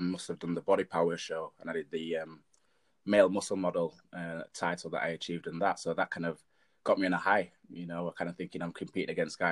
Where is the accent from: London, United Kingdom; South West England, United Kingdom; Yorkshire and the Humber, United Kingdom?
Yorkshire and the Humber, United Kingdom; Leeds; I'm from Leeds as a PT